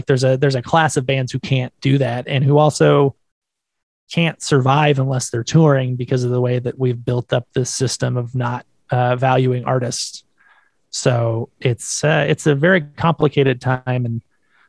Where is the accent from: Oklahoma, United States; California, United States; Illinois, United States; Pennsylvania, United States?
California, United States; I'm from California.